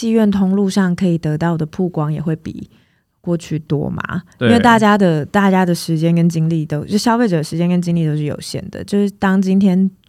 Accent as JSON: {"language": "Chinese", "country": "Taiwan", "tie": "born or raised there", "said": "我们都是在台湾长大的，"}